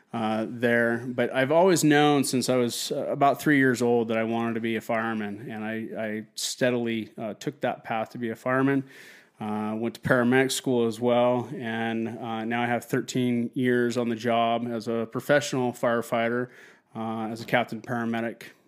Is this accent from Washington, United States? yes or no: yes; Wenatchee, Washington, United States; my hometown of Wenatchee, Washington